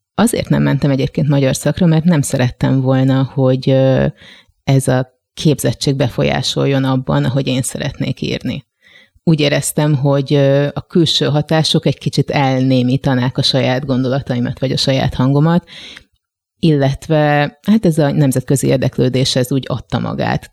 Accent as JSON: {"language": "Hungarian", "town": "Gödöllő", "region": "Pest", "country": "Hungary", "tie": "born or raised there", "also_born_or_lived": "Budapest", "moved": "as an adult", "said": "én Gödöllőn nevelkedtem, hogyha ezt így lehet mondani, tehát ott jártam iskolába, ott nőttem fel"}